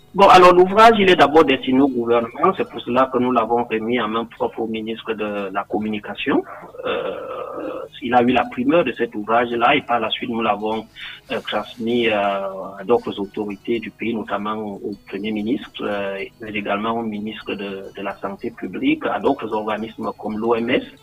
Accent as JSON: {"language": "French", "country": "Cameroon", "tie": "born or raised there"}